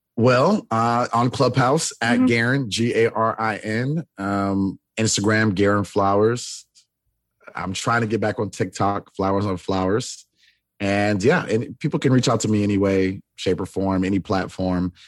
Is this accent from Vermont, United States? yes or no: no; Florida, United States; now in Los Angeles, United States; I am originally from Florida